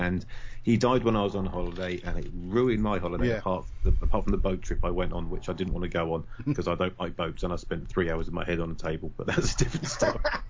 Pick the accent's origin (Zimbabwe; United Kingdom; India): United Kingdom; being British and the age that we are, we grew up